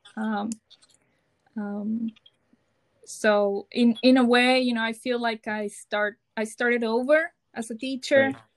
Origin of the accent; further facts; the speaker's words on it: Mazatlán, Sinaloa, Mexico; English is a second language; moved away as an adult; also born or lived in Tijuana, Mexico; now in Sacramento, United States; I am from Mexico, from Mazatlan, Sinaloa and I moved here with my husband in 2016